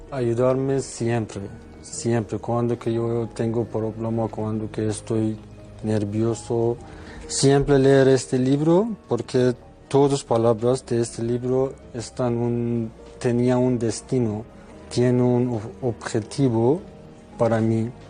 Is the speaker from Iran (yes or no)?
yes; Iran; Spanish is a second language; moved away as an adult; now in Spain; soy de Irán.